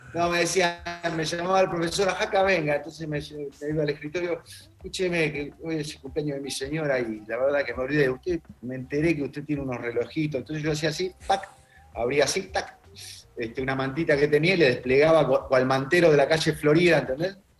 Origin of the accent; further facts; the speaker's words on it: Ramos Mejía, Buenos Aires Province, Argentina; also born or lived in Ciudadela; yo nací en Ramos Mejía, en realidad en Capital, pero al año en Ramos Mejía, y fui toda mi primaria y secundaria en Ciudadela.